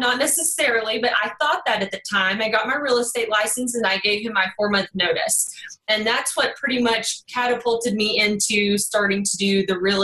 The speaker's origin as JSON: {"language": "English", "town": "Kaufman", "region": "Texas", "country": "United States", "also_born_or_lived": "Dallas, Texas", "accent": "Texas twang", "said": "I'm actually from Kaufman. It's more of a country town. Now I'm a little closer to the Dallas area. So just hang in there with this Texas twang, y'all"}